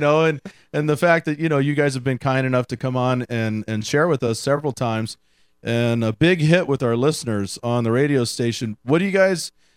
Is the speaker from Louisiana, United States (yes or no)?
no; Houston, Texas, United States; I grew up in Houston. I listened a lot of blues uh, down there